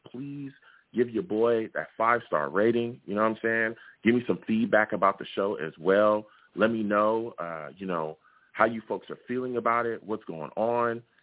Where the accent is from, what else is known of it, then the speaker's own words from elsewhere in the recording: California, United States; I am a football fan that lives in California. I grew up in California.